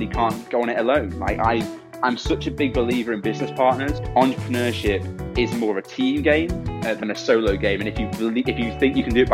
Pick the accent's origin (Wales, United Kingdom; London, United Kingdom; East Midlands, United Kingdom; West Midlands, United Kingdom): West Midlands, United Kingdom; Stoke-on-Trent; moved away; also born or lived in Cambridge; Stoke-on-Trent, where I grew up, is a very rough place